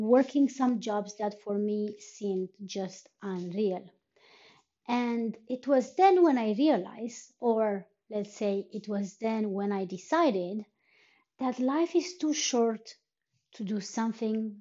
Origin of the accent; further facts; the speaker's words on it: Romania; moved away as an adult; now in Iceland; I've been living in Iceland on and off for almost for more than 3 years, but I am from Romania